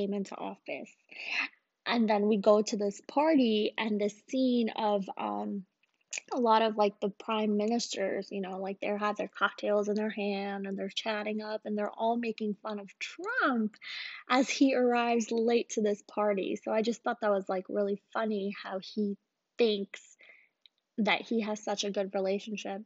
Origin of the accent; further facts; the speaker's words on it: Pakistan; now in United States; I'm Pakistani